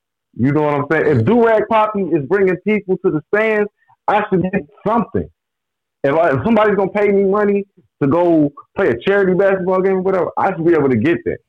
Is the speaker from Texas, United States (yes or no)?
no; St. Louis, Missouri, United States; I'm from St. Louis.